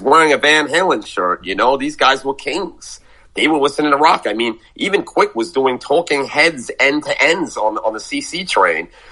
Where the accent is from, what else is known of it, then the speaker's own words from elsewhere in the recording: New York City, New York, United States; I grew up in Brooklyn